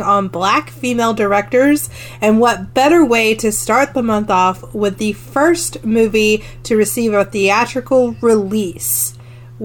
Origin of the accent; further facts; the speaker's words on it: South Carolina, United States; I'm from South Carolina